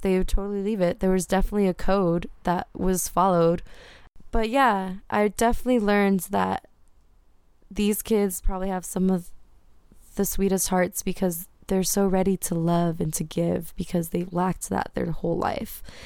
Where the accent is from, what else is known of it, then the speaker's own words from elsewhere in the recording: Whittier, California, United States; as a brown girl, you know, growing up in Whittier